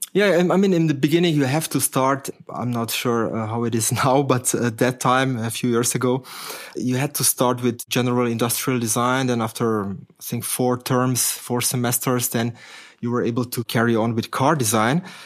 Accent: Slovenia; moved away; I'm coming from Slovenia originally, yeah? So at that time, that country was called Yugoslavia.

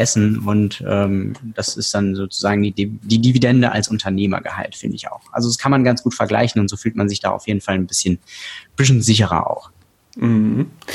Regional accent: Hesse, Germany; moved away as an adult; also born or lived in Portugal / Frankfurt; now in Berlin, Germany; ich bin gebürtiger Hesse

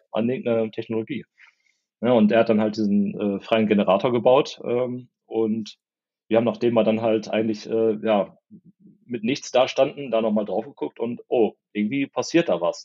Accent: Porta Westfalica, North Rhine-Westphalia, Germany; also born or lived in Minden; aufgewachsen in Porta Westfalica, das kennt man aus den Staumeldungen, ist A2 immer ganz gut. Zwischen Hannover und Bielefeld.

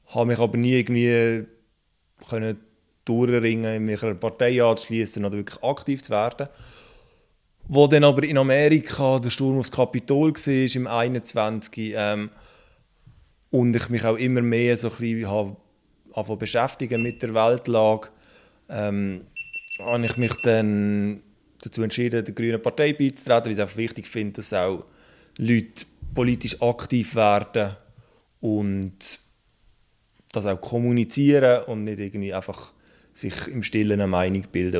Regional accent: Basel-Landschaft, Switzerland; ich komme aus dem Baselbiet

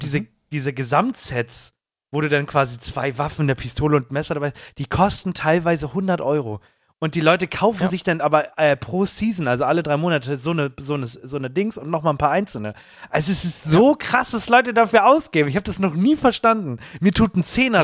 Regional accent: Germany; bei uns in Deutschland

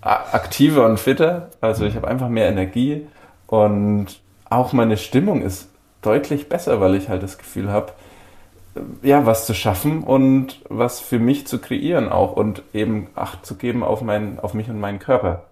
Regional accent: Bavaria, Germany; moved away; in meiner Heimat in Bayern

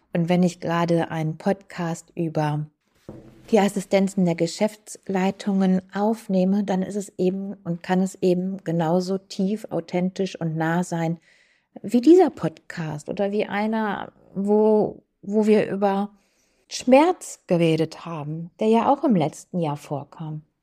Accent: Krefeld, North Rhine-Westphalia, Germany; auf der hiesigen Kirmes bei uns in Uerdingen

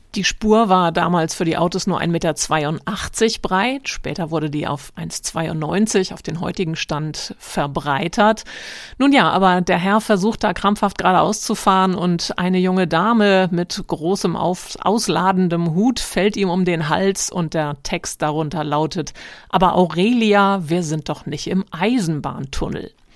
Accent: Hamburg, Germany; als Norddeutscher und Hamburger

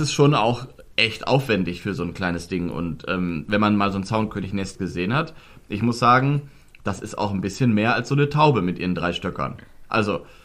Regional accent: Germany; bei uns in Deutschland

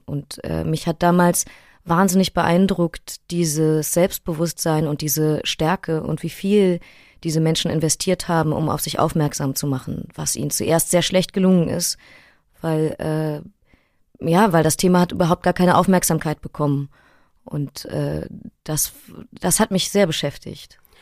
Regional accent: Berlin, Germany; Ich bin in Neukölln aufgewachsen und zur Schule gegangen

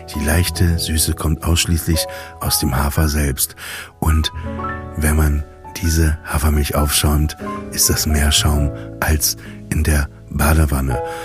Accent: Emsland, Lower Saxony, Germany; Ich komme aus dem Emsland, da haben die sich auch Ostfriesenwitze erzählt.

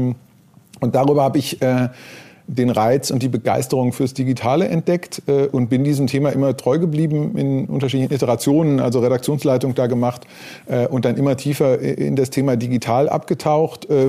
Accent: North Rhine-Westphalia, Germany; born there; bin geboren im Ruhrgebiet, ähm, auf die Journalistenschule gegangen, äh, 96

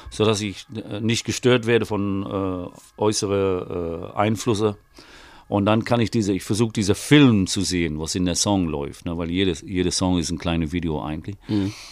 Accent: England, United Kingdom; ich meine, ich, ne, als Engländer, ich weiß, deine englischen Texte sind gut

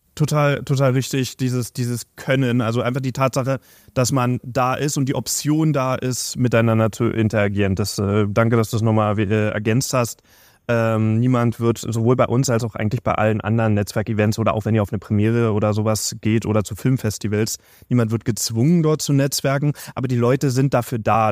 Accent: Berlin, Germany; als gebürtiger Berliner

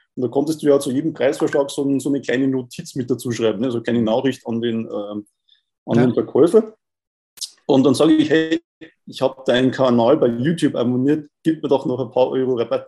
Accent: Bavaria, Germany; bei uns in Bayern

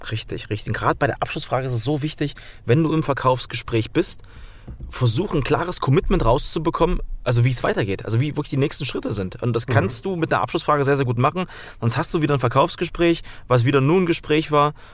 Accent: Thuringia, Germany; Wenn ich ab und zu mal ein halbes Bier trinke, ja, dann merken auch alle, ich komme aus Thüringen, äh, dann versteht mich keiner mehr.

